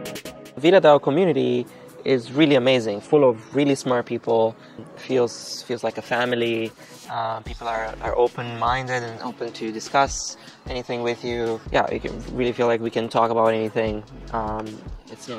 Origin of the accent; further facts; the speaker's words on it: Romania; I'm from Romania